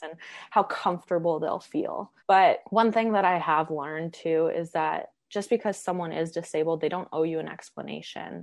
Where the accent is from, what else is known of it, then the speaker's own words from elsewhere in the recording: Edmonton, Alberta, Canada; I grew up in Edmonton, which is not far from Banff and Jasper, and I have hiked my whole life.